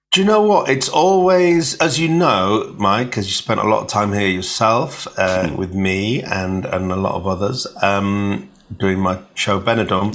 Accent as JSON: {"language": "English", "town": "Hull", "region": "Yorkshire and the Humber", "country": "United Kingdom", "tie": "born or raised there", "said": "I'm from Hull and I was born on a council estate."}